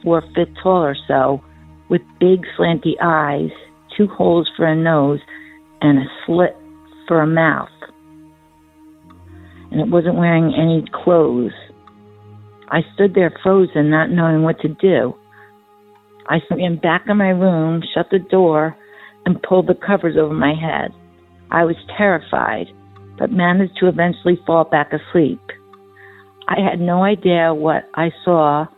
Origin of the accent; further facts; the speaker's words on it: central New Jersey, United States; I am from New Jersey, central New Jersey to be exact. This happened around 1963. I was around 6 years old. My family and I lived in a two-family house.